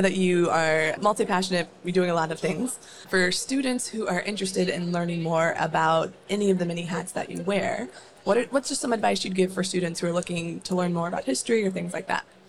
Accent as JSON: {"language": "English", "region": "Northern Virginia", "country": "United States", "tie": "born or raised there", "also_born_or_lived": "Maryland", "said": "I grew up in Northern Virginia, went to a high school in Fairfax County"}